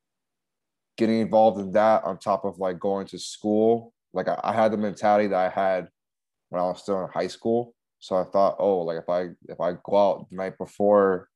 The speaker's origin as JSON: {"language": "English", "town": "Miami", "region": "Florida", "country": "United States", "tie": "born or raised there", "moved": "yes", "said": "I was still in my hometown in Miami"}